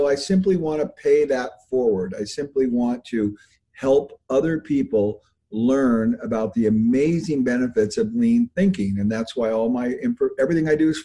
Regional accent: United States; I was born in America

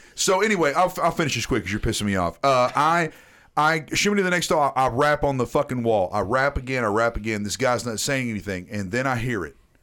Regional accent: Tennessee, United States; accent: Southern; my entire life, in Tennessee

